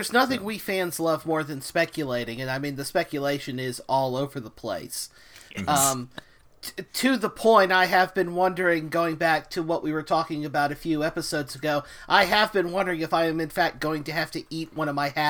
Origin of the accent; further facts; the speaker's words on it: the South, United States; I am from the South